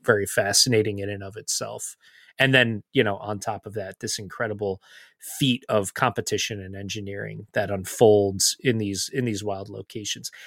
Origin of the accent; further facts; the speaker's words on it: United States; as American fans